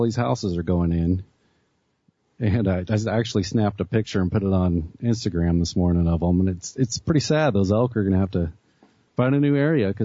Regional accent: Arkansas, United States; moved away; my mom's cousin owns a trucking outfit there in my hometown

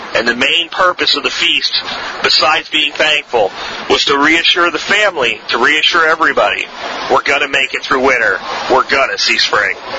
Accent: Florida, United States; accent: Florida accent; also born or lived in Pennsylvania; when I was a child, very young child, I'm talking kindergarten, first, second grade, and I moved from Pennsylvania to Florida with my family

